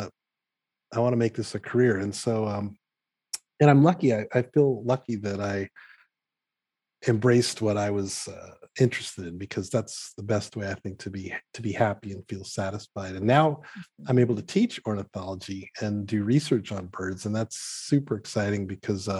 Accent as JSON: {"language": "English", "town": "New York City", "region": "New York", "country": "United States", "tie": "born or raised there", "said": "I grew up in Riverdale, New York. It's part of the Bronx"}